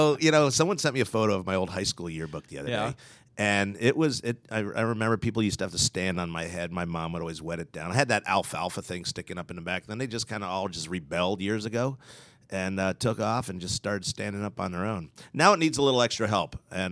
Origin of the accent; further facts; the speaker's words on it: Philadelphia, Pennsylvania, United States; Philly area.